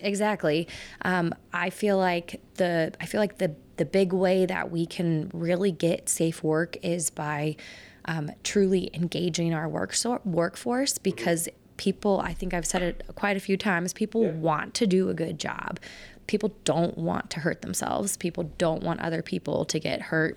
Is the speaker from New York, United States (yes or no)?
no; Oklahoma, United States; moved away as an adult; also born or lived in California / Indiana / Illinois; now in Billings, United States; I'm from Oklahoma